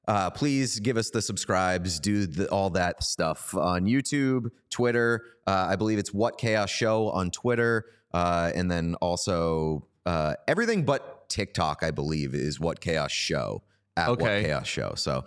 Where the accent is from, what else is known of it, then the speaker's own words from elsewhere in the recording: Boston, Massachusetts, United States; We're both from Boston.